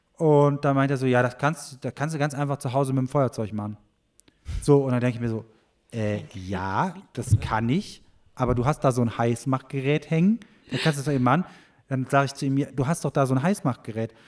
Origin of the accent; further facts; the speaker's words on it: Germany; bei uns in Deutschland